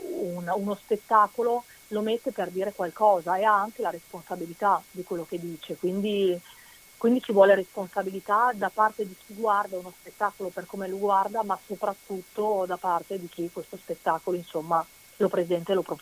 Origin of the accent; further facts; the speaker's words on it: Veneto, Italy; sono molto legata alla mia terra. Quando vado a fare i provini, dico sempre anche ai miei colleghi, se ho un provino da fare lo traduco prima in veneto